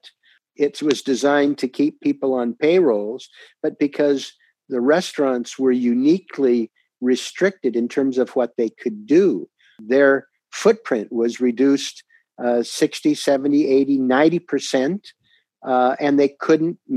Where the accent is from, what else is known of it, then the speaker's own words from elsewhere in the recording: Portland, Oregon, United States; my hometown of Portland, Oregon